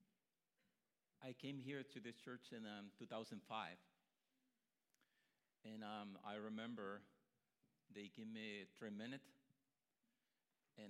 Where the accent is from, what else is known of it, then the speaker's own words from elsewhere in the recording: Honduras; moved away as an adult; I grew up in Honduras